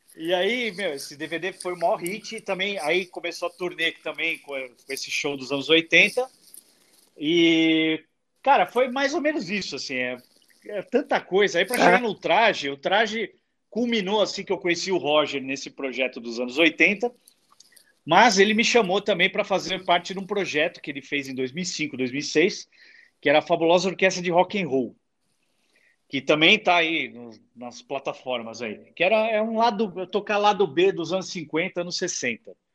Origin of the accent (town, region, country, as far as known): São Paulo, Brazil